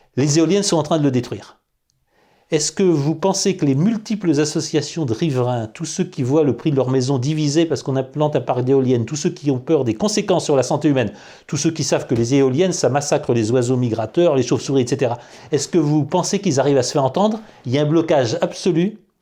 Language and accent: French; France; nous sommes des Français